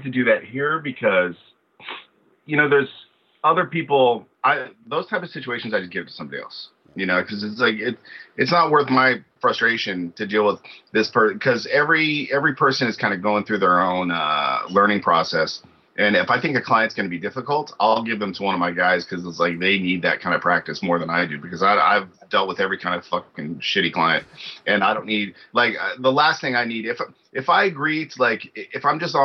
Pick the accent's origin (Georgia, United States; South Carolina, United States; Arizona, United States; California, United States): California, United States; Hayward; also born or lived in Oakland, California; I'm from the Bay Area, but Hayward, Oakland area. My dad lived in Oakland, my mom lived in Hayward.